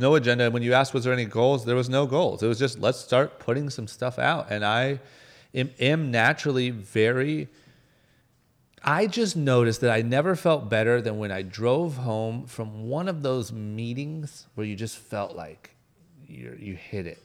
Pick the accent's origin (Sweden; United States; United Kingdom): United States; Akron, Ohio; moved away as an adult; now in Los Angeles, United States; a guy from Akron, Ohio, like middle of nowhere, skipped college, moved